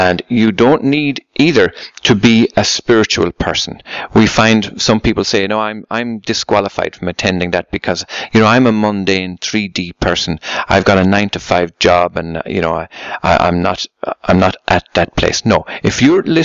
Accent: Ireland; I come from Ireland

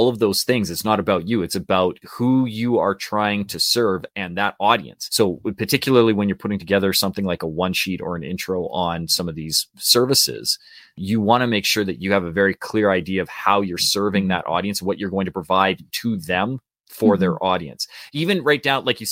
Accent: Canada; we're Canadian too

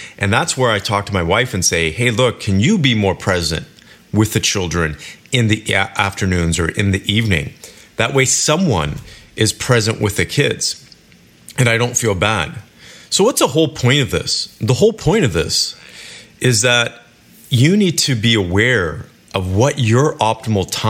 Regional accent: Kelowna, British Columbia, Canada; moved away; my hometown, Kelowna, British Columbia

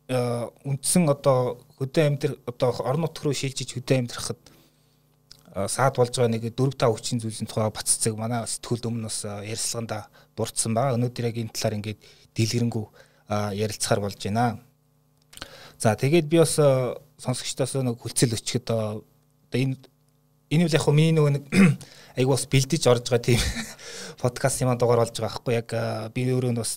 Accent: Mongolia; born there; миний төрсөн нутг Монголын

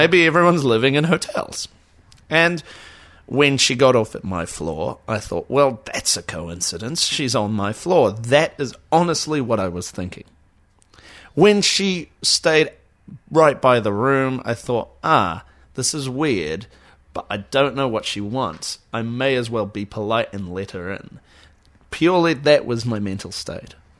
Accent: Auckland, New Zealand; I'm from Auckland.

